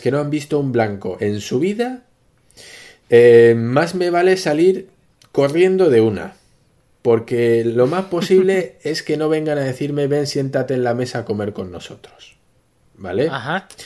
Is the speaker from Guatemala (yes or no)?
no; Spain; nos atañe a los españoles